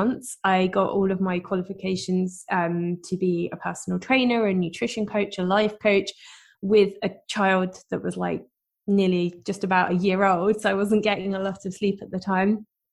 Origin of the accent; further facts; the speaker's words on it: United Kingdom; I am, as you can probably tell from my accent, I'm from the UK